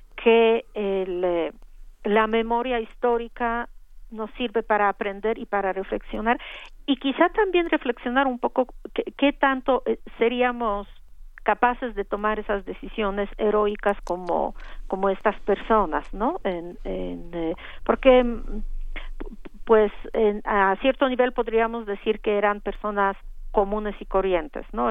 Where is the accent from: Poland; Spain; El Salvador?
Poland; europea y polaca